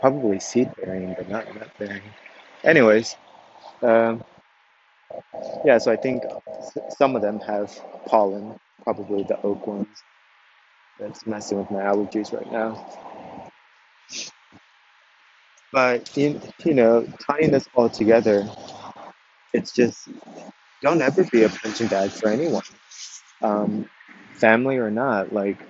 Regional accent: Corpus Christi, Texas, United States; I was born and raised in South Texas, Corpus Christi, Texas.

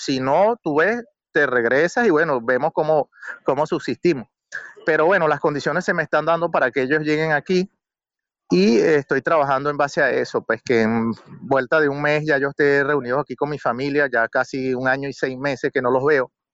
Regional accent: San Felipe, Yaracuy, Venezuela; moved away as an adult; now in Vienna, Austria; me sentía bien en mi pueblo

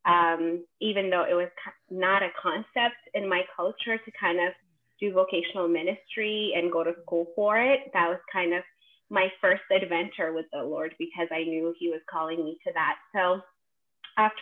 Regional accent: Ethiopia; moved away as an adult; now in United States; I am originally from Ethiopia, born and raised, and I moved to the States at 19

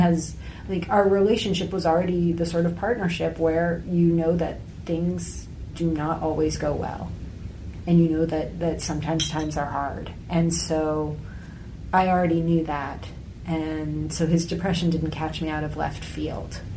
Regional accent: United States; my perspective as American

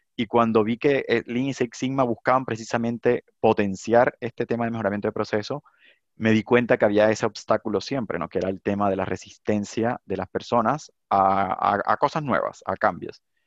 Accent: Cartagena, Bolívar, Colombia; also born or lived in San Onofre, Colombia; now in Chile; yo nací en Cartagena, pero me moví por cosas de, trabajo de mi papá a San Onofre, y luego otra vez me devolví por temas de la violencia a Cartagena

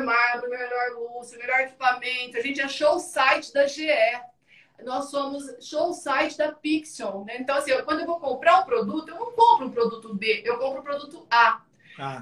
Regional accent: Ituverava, São Paulo, Brazil; moved away as an adult; now in Carapicuíba, Brazil; eu sou de Ituverava, vou morar em São Paulo

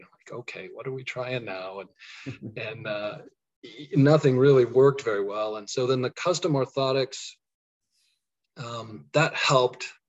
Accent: Colorado, United States; moved away as an adult; also born or lived in Kansas; now in Kansas City area, United States; I'm from Colorado

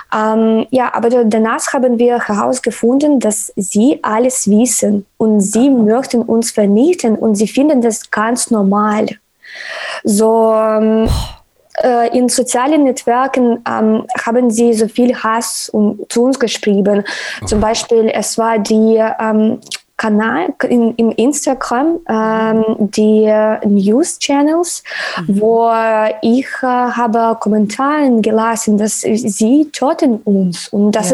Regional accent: Sumy, Sumy Oblast, Ukraine; German is a second language; moved away as an adult; now in Lviv, Ukraine; ich bin in Summe geboren, äh, geboren und das ist die Stadt neben Kärnten

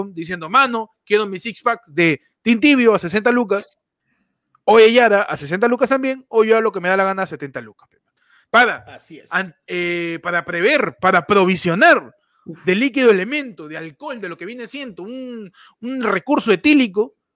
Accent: San Juan de Lurigancho, Lima, Peru; señor, soy de San Juan.

